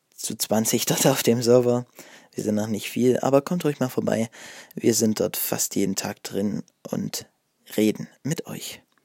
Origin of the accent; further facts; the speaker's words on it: Ore Mountains, Saxony, Germany; bei uns im Erzgebirge